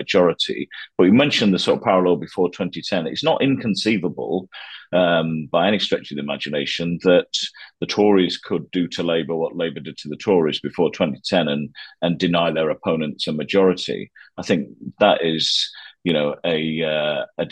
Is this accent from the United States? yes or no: no; Yorkshire and the Humber, United Kingdom; moved away as an adult; also born or lived in Nottingham; I was from South Yorkshire.